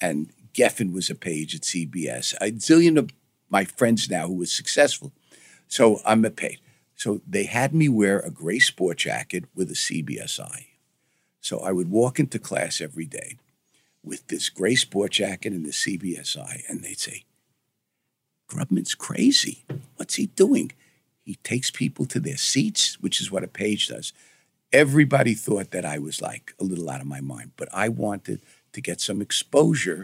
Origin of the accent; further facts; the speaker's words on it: New York City, New York, United States; growing up in Brooklyn, it gave me a taste of the entertainment business